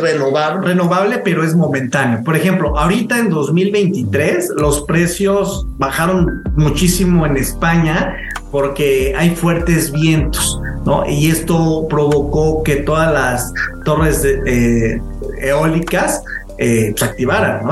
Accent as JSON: {"language": "Spanish", "country": "Mexico"}